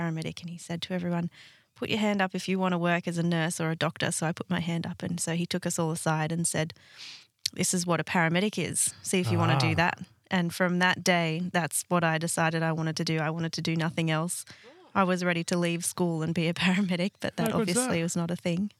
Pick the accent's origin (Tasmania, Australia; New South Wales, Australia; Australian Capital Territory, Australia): New South Wales, Australia; Sydney; I grew up in Sydney, in the Hills District of Sydney, in a place called Castle Hill, and then the family moved to Bella Vista when I was a teenager.